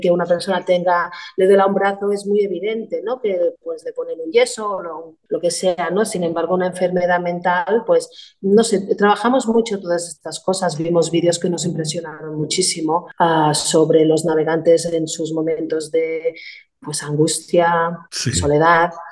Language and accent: Spanish; Arenys de Mar, Catalonia, Spain; somos de Arenys de Mar, con lo cual, pues nosotros tenemos el puerto, tenemos el club náutico, la base náutica, y entonces, ah, a ver, será la circunstancia que en mi casa, pues también hay gente marinera